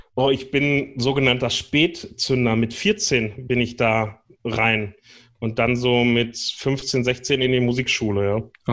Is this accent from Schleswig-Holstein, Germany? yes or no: no; North Rhine-Westphalia, Germany; Ich bin im Fanfarenzug groß geworden bei uns äh, am Niederrhein.